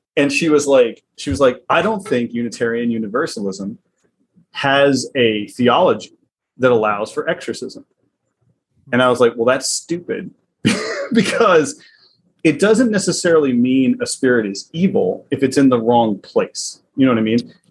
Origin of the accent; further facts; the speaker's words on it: the South, United States; accent: southern; my southern accent